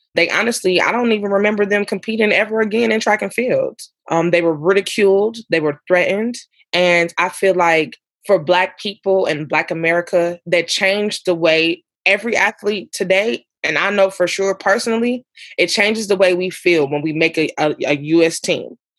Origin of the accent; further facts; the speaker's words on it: Ferguson, Missouri, United States; growing up in Ferguson, because I was younger